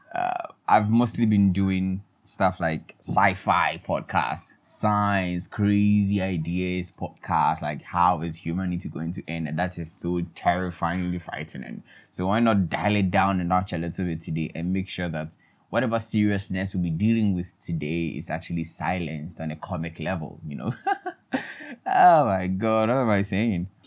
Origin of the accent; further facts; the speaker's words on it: Ghana; I'm in Ghana, everybody, and I'm a Ghanaian.